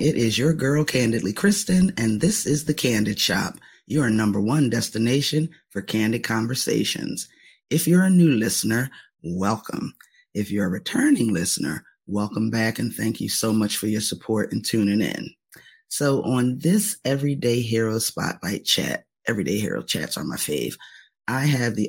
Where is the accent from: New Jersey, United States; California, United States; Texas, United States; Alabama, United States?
New Jersey, United States; Camden; moved away; I am originally from Camden, which is just over the bridge from Philly.